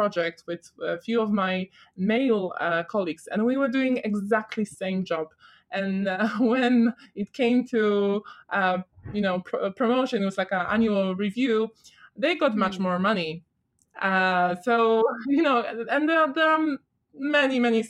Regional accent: Poland; moved away as an adult; now in London, United Kingdom; I started studying in Poland, where I'm from

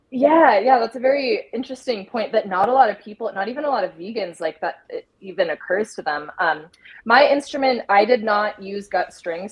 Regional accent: Idaho, United States; moved away as an adult; also born or lived in Colorado; I grew up in Idaho, and um, I recently was living in Colorado for the past seven years

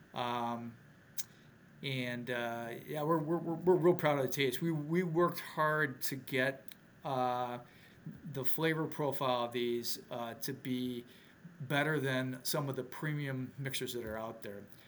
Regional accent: Milwaukee, Wisconsin, United States; moved away; also born or lived in Minneapolis area, Minnesota; I'm originally from Milwaukee, but haven't haven't lived here in well, about 30 years

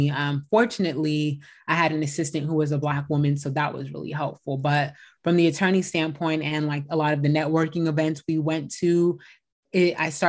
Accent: Bay Area, California, United States; also born or lived in San Diego; I am a California based attorney born and raised in the Bay Area.

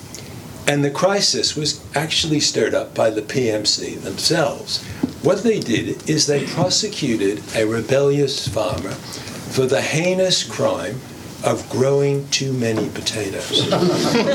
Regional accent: Western Australia, Australia; my home state of Western Australia

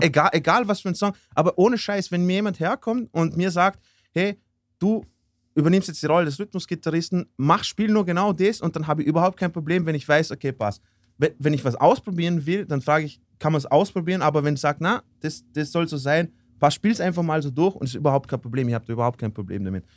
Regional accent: Austria; bei uns in Österreich

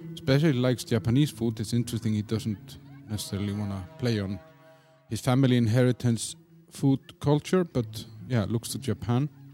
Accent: Iceland; moved away as an adult; now in Czech Republic; I'm from Iceland

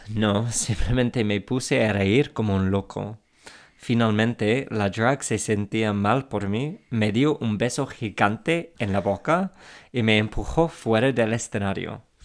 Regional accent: England, United Kingdom; Spanish is a second language; now in Spain; soy inglés

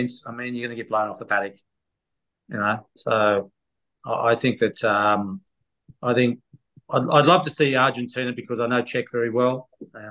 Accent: Australia

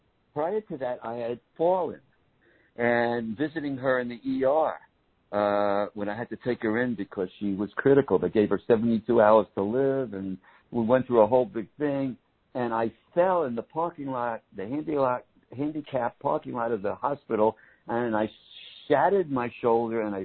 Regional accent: New York City, New York, United States; moved away as an adult; also born or lived in Malibu, California / Big Island, Hawaii; living and growing up in New York City

